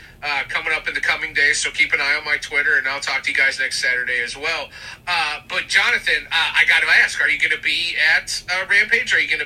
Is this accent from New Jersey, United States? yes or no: no; South Bend, Indiana, United States; I'm from South Bend.